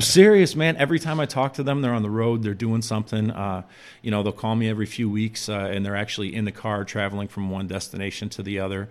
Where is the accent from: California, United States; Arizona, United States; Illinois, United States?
Illinois, United States; Chicago; I'm from Chicago